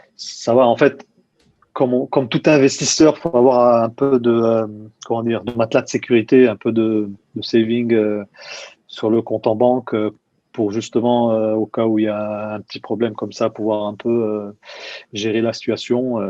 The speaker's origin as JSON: {"language": "French", "town": "Nice", "region": "Provence-Alpes-Côte d'Azur", "country": "France", "tie": "born or raised there", "also_born_or_lived": "London, United Kingdom / Malmö, Sweden / Germany", "moved": "as an adult", "lives_now": "Munich, Germany", "said": "je suis de Nice, j'ai grandi à Nice"}